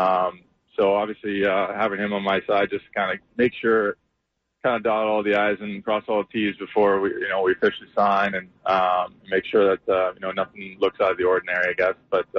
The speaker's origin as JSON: {"language": "English", "country": "Canada", "tie": "born or raised there", "said": "Yeah, no, Canada likes to do something just a little bit closer or about the same time, but we have our Canada Day actually tomorrow on July 1st"}